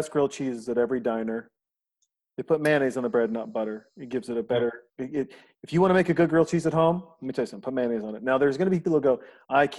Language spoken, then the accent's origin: English; Montana, United States; moved away as an adult; now in Austin, United States; I'm a kid from Montana